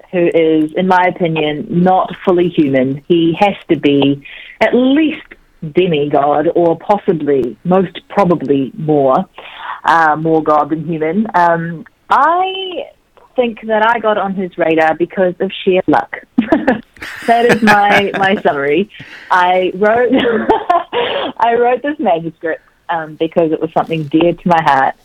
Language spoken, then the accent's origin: English; New Zealand; also born or lived in South Korea; I was born in Korea, and our family immigrated to New Zealand when I was three